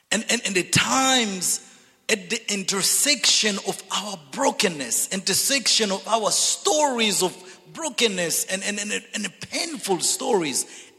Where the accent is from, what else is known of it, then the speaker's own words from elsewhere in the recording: DR Congo; also born or lived in Zambia / Zimbabwe / Dallas / Missouri; I'm originally from Zambia, grew up in the Congo and educated in Zimbabwe and Dallas and Missouri.